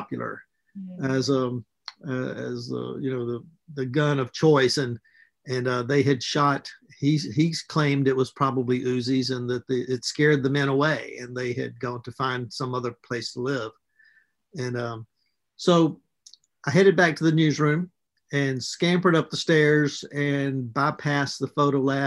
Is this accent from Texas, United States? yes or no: no; Mississippi, United States; I was raised in Mississippi